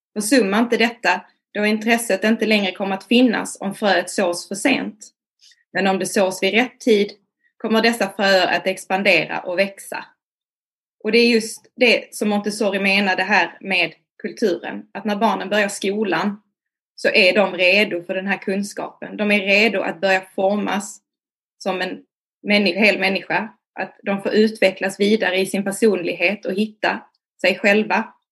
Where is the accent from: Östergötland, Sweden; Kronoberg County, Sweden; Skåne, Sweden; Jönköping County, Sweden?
Skåne, Sweden; Malmö; jag är från Malmö.